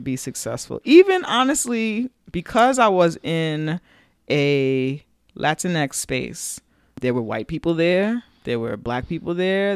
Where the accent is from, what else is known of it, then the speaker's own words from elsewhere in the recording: New York City, New York, United States; we're from New York, from the Bronx